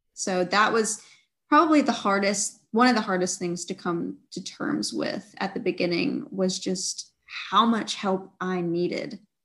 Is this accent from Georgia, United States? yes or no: yes; Georgia, United States; I grew up in the South, in Georgia